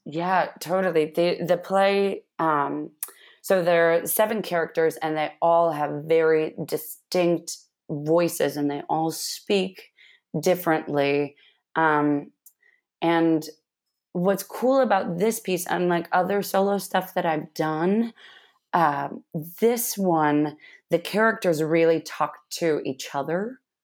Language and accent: English; Manson, Washington, United States; I grew up in a tiny town called Manson, Washington, in the middle of, uh, rural Washington state